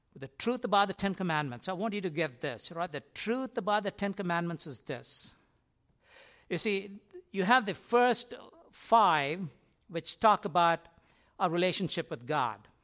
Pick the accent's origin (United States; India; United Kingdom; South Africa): India; moved away; I grew up in India, and in India, as you walk in our complex where we used to live